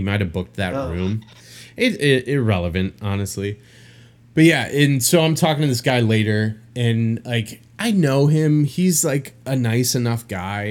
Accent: Illinois, United States; now in New Orleans, United States; I'm from Illinois

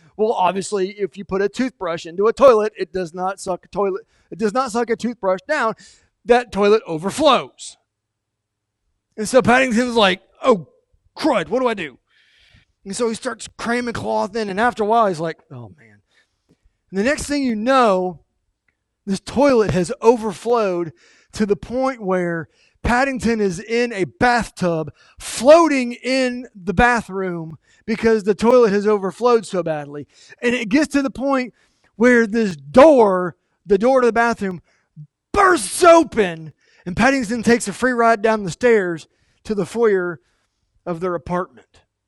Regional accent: United States; We, as Americans, not just as American Christians, but as Americans

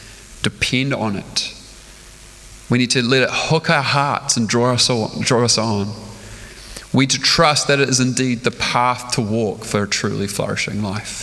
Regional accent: Stratford, Taranaki, New Zealand; now in Auckland, New Zealand; I spent my life growing up in Stratford

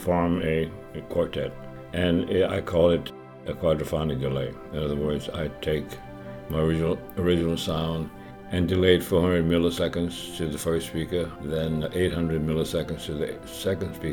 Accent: Cecilia, Louisiana, United States; moved away; also born or lived in New York; I grew up in Cecilia, Louisiana, born on November 16th, 1938.

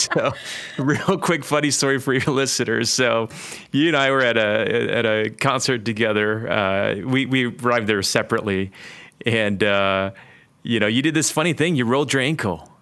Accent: Detroit, Michigan, United States; moved away as an adult; also born or lived in Toronto; I grew up in inner city Detroit.

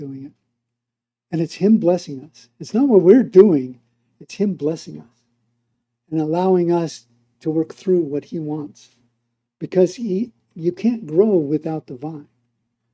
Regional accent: United States; moved away as an adult; now in Mexico; as an American

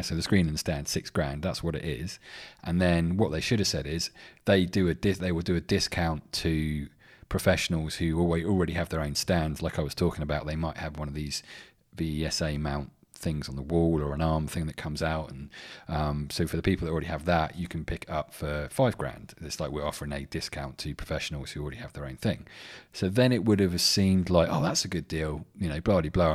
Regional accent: England, United Kingdom; I'm English

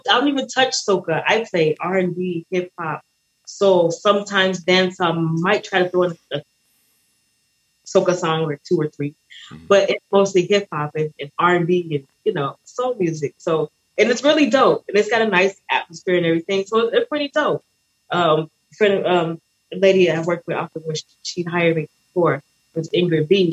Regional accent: United States; also born or lived in Barbados; now in Hollywood, Florida, United States; I'm American. I'm born in America

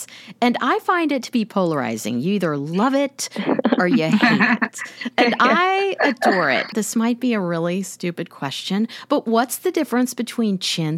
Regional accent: Kansas City, United States; growing up in Kansas City

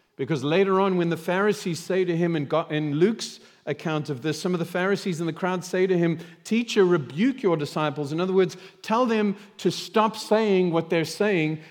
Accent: South Africa; moved away; I grew up in South Africa

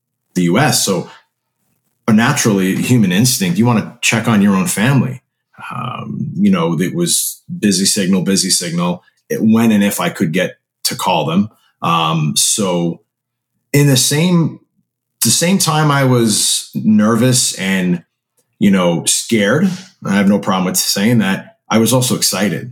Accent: New York, United States; I grew up in New York my whole life

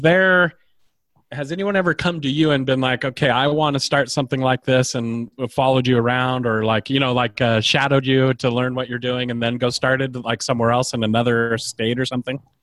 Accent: Idaho, United States; I grew up in Idaho

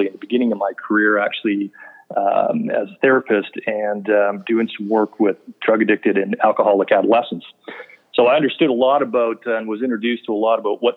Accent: Canada; moved away as an adult; also born or lived in Calgary, Canada; now in Atlanta, United States; I am Canadian, we've certainly made our home here in Atlanta

